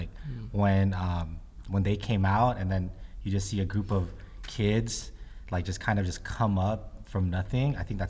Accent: Philippines; I'm Filipino. And like one of the biggest things about being Filipino is community

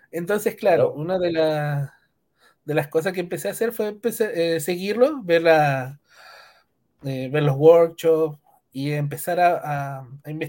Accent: Punta Arenas, Magallanes, Chile; Bueno, eh … tengo 26 años, eh, soy de Punta Arenas, soy ingeniero en informática

